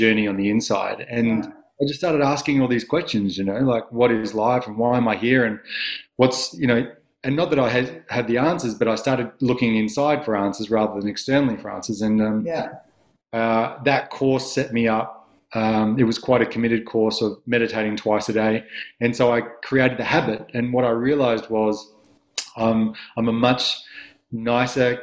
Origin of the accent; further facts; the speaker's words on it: Adelaide, South Australia, Australia; I was from Adelaide. I had, you know, beautiful parents, and I went to nice schools, and I was very privileged, and I was very lucky to have that upbringing